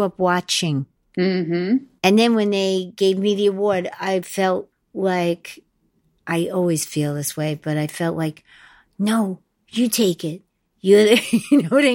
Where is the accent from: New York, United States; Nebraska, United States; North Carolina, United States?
New York, United States; I'm just from New York. If you're in a cab, everybody sounds like me in New York